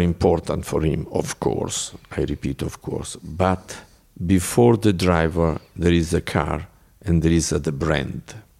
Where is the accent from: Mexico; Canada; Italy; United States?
Italy; Bologna, Emilia-Romagna; English is a second language; I am from Bologna.